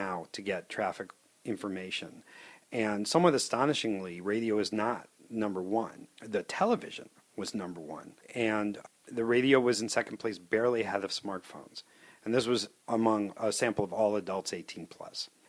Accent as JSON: {"language": "English", "town": "Chicago", "region": "Illinois", "country": "United States", "tie": "born or raised there", "said": "I grew up in the Chicago area where we regularly have bad weather"}